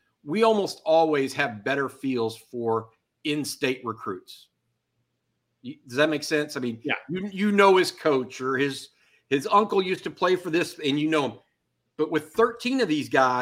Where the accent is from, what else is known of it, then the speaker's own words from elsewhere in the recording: Texas, United States; I grew up in Texas